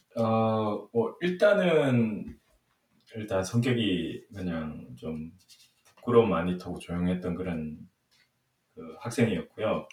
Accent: Miryang, South Gyeongsang, South Korea; also born or lived in Changwon; 제가 그 초등학교 왕년 때까지는 완전 진짜 시골 밀양이라는 곳에서 자랐고요.

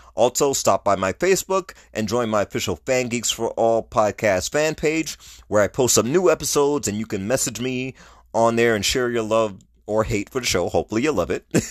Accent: New York City, New York, United States; New York, my hometown.

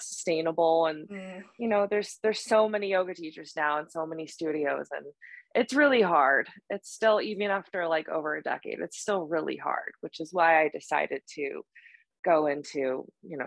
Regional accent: Boulder, Colorado, United States; now in Denver, United States; I live in Denver and I grew up in Boulder

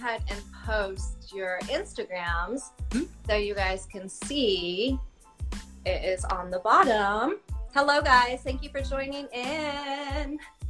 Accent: Denver, Colorado, United States; now in Florida, United States; I'm actually from Colorado, Denver, Colorado. But now I'm in Florida, yeah.

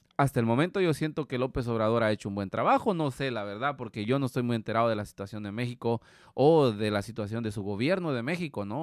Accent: Guatemala; moved away; nosotros como guatemaltecos

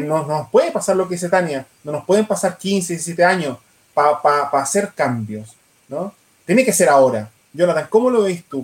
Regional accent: Quirihue, Ñuble, Chile; yo que soy de Quirihue

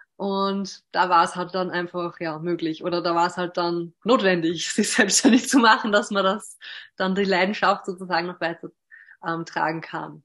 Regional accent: Hörsching, Upper Austria, Austria; habe zwei Schwestern und bin auch in Hörsching zur Schule gegangen.

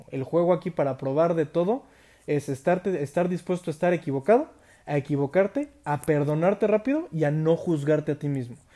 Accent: United States; conocí aquí unos amigos que se sorprendieron de que nunca había comido McDonald's siendo yo americano

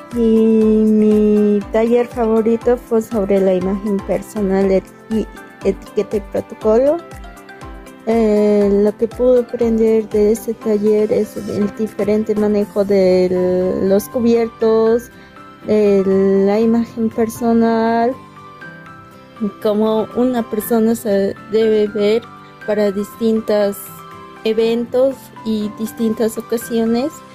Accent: Cochabamba, Bolivia; soy del departamento de Cochabamba

